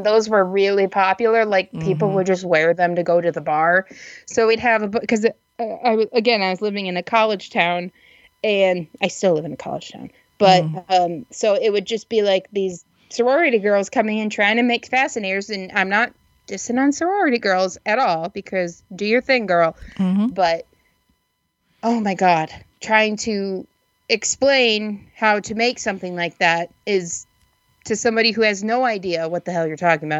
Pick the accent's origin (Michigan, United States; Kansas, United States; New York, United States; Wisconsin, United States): Michigan, United States; Muskegon; moved away; They just moved back to Muskegon, which is where I'm from, and didn't leave.